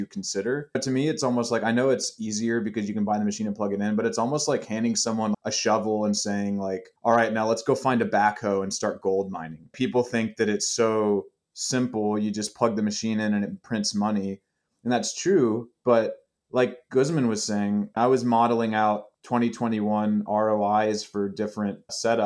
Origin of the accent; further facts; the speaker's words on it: Tennessee, United States; now in Colorado, United States; I was living in Colorado or my home state of Tennessee